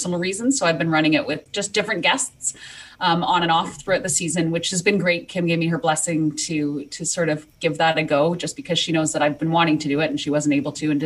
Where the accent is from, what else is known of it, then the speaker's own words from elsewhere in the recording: Canada; I'm from Canada, which is why you're going to hear a little bit of an accent.